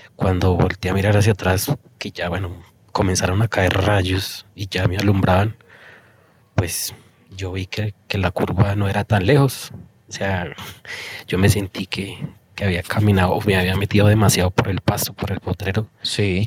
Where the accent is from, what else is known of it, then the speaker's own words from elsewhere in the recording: El Colegio, Cundinamarca, Colombia; yo soy mm, de un pueblito de mesitas del colegio que se llama La Victoria